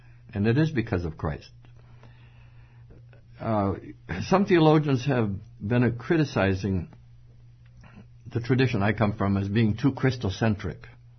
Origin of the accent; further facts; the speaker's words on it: Madagascar; And I was 1 year old, actually, when they dragged me out there. And growing up in Madagascar, one word was upon my consciousness, and it was the word elsewhere.